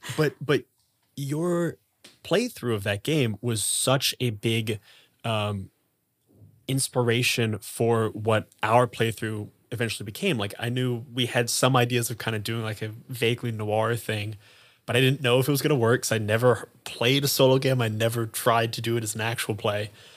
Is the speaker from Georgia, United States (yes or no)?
no; Columbus, Ohio, United States; I'm from Ohio.